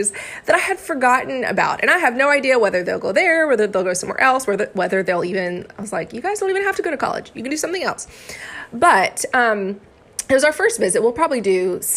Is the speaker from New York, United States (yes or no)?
no; Florida, United States; also born or lived in Arkansas; I am from Florida and I went to school in Arkansas.